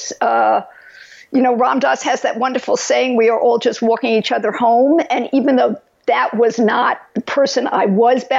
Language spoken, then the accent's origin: English; New York, United States; moved away as an adult; now in California, United States; I was brought up in New York, as you could tell from my accent